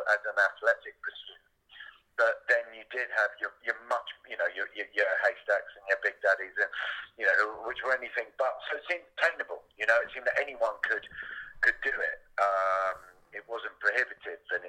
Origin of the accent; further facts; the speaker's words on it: London, United Kingdom; I grew up in London